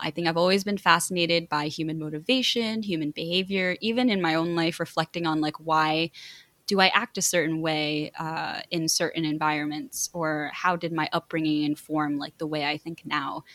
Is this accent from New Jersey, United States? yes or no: yes; New Jersey, United States; they ended up moving to New Jersey, and that's where I was born and that's where I was raised